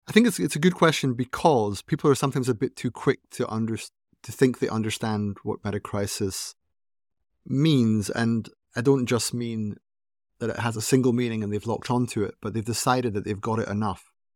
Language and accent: English; Aberdeen, Scotland, United Kingdom; I was born in Aberdeen, uh, in Scotland. It's in the northeast of Scotland